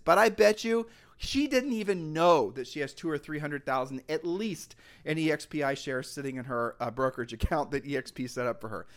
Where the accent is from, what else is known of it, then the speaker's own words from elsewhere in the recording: Ohio, United States; we're from Ohio